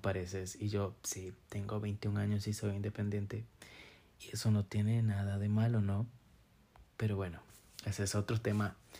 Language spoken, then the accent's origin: Spanish; San Carlos, Alajuela, Costa Rica; now in Monteverde, Costa Rica; soy de San Carlos, Costa Rica.